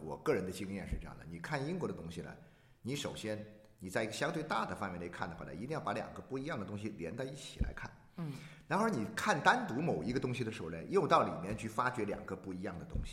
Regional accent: China; 我们中国人

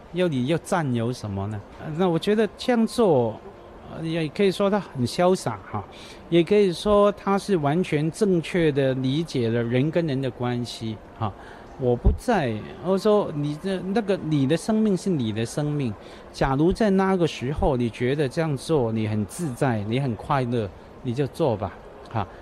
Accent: Hong Kong; Chinese is a second language; also born or lived in Taiwan; 我香港人去读书

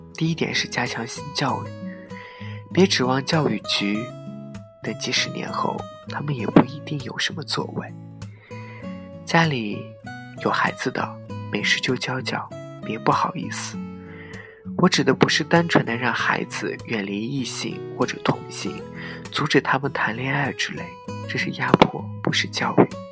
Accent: China; 身为中国人自豪

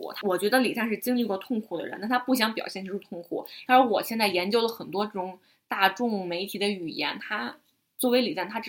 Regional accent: Beijing, China; 它对于我北京人来讲

